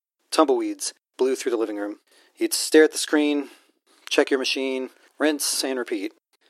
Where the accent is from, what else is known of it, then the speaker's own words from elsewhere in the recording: Dallas, Texas, United States; I was born in Dallas the year Elvis died. Early years spent in a trailer park